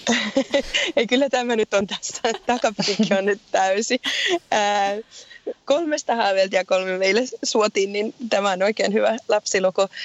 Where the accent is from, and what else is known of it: Finland; moved away as an adult; also born or lived in Dublin, Ireland / South England, United Kingdom; now in Killarney, Ireland